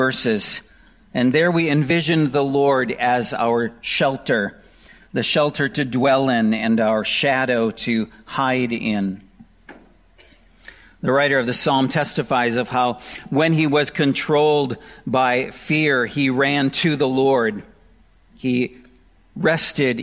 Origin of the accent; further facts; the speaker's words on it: Wisconsin, United States; I grew up in Wisconsin, and I was very familiar with tornadoes